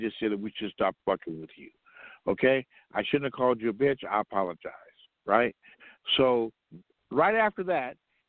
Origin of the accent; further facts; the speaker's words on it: Compton, California, United States; I'm from Compton